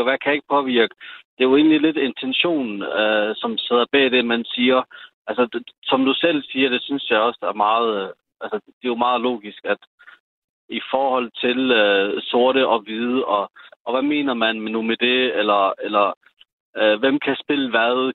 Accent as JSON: {"language": "Danish", "town": "Sønderborg", "region": "Southern Denmark", "country": "Denmark", "tie": "born or raised there"}